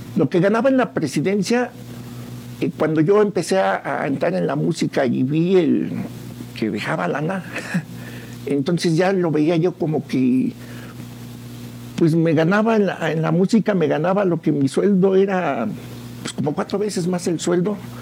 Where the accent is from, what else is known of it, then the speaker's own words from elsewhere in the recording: San Juan del Río, Querétaro, Mexico; De aquí de San Juan del Río. San Juan, San Juanense